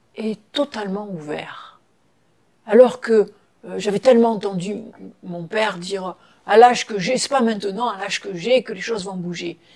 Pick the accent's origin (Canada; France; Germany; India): France; Toulon, Provence-Alpes-Côte d'Azur; moved away; de Toulon, de Toulon, Toulon, bord de mer